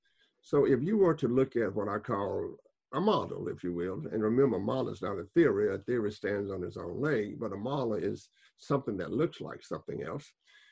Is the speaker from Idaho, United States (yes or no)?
no; Southern Louisiana, United States; I grew up in Southern Louisiana